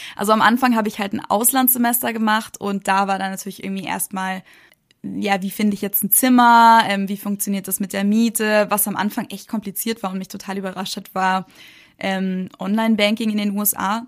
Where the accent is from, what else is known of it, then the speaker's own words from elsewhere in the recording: Munich, Bavaria, Germany; moved away as an adult; now in United States; ich bin ja in München geboren, aufgewachsen und bin dann halt auch da zur Uni gegangen